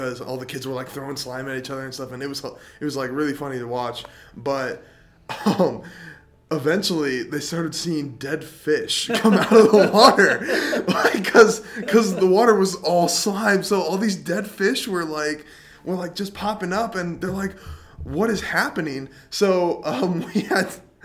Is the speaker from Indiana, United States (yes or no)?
yes; Middlebury, Indiana, United States; born and raised in Middlebury, Indiana